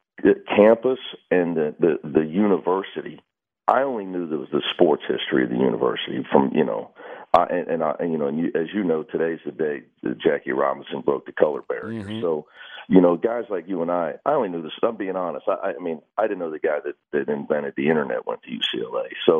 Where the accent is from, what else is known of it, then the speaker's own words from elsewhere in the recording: Coleraine, Northern Ireland, United Kingdom; now in Los Angeles, United States; You know, I grew up in Coleraine, man.